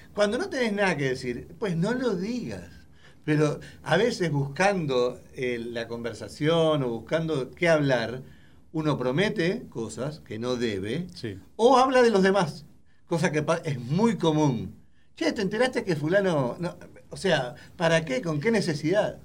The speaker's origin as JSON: {"language": "Spanish", "country": "Uruguay", "moved": "yes", "said": "yo soy uruguayo"}